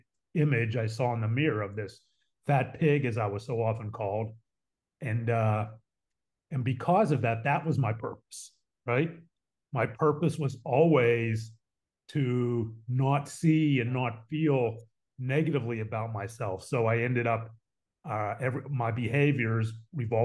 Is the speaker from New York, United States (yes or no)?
no; Pittsburgh, Pennsylvania, United States; moved away as an adult; also born or lived in Dallas; Born and raised in Pittsburgh, middle of three boys